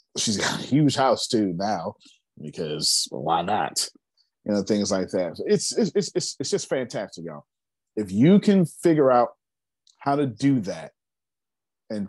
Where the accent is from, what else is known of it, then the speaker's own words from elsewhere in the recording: United States; I'm American